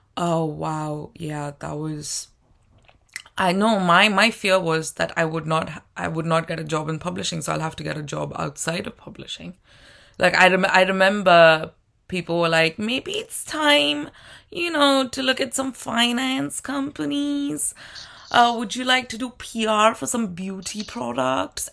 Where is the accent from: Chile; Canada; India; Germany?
India; moved away as an adult; now in United Kingdom; I'm from India